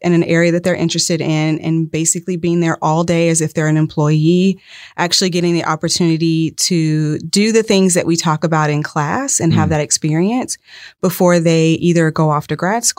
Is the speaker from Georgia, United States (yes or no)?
yes; Atlanta, Georgia, United States; now in Polk County, United States; From Atlanta.